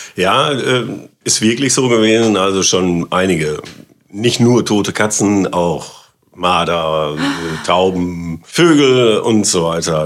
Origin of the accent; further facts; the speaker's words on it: Germany; Auf der Wagenbrückenstraße